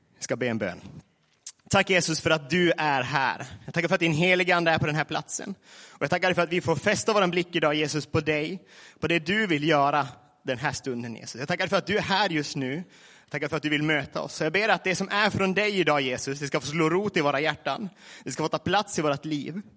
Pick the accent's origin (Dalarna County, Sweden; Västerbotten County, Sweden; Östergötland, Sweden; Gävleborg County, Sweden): Västerbotten County, Sweden; Vilhelmina; now in Laholm, Sweden; från Nedre Malgånäs, Vilhelmina kommun. Numera Laholm, snart Barranco Lima.